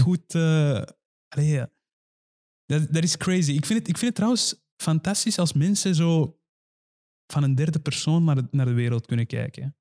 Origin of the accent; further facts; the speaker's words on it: Iran; moved away; ik kom zelf ook uit Iran